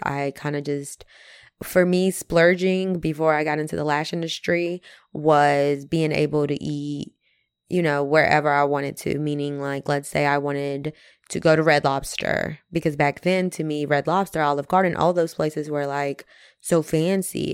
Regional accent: Mexico; also born or lived in North Carolina; now in United States; Growing up in Mexico, my family was very middle class

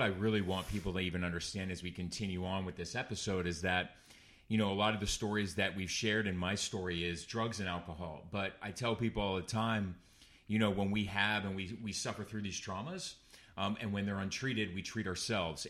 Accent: Orange County, California, United States; it's my hometown

